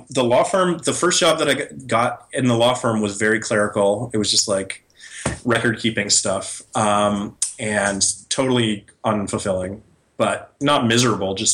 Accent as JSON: {"language": "English", "region": "New York", "country": "United States", "lives_now": "San Francisco, United States", "said": "Whereas I came from New York, where that's the only way you could make it."}